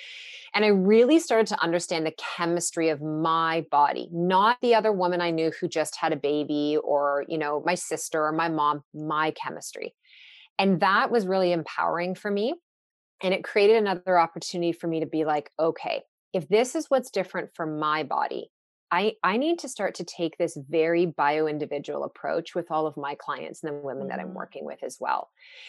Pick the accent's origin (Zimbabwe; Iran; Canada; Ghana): Canada; Newmarket, Ontario; I was working part-time at a gym in the town I grew up in Newmarket